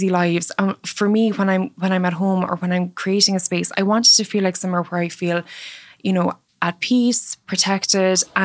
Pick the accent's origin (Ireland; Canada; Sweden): Ireland; Mallow, Munster; So my childhood home in Cork was very rural. I grew up in Mallow, which is a commuter town outside of Cork